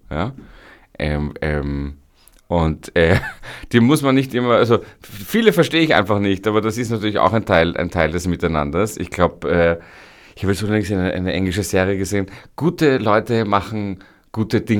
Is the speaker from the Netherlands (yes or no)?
no; Vienna, Austria; Da sind wir Wiener schon wirklich äh, äh, das, das, das reizen wir aus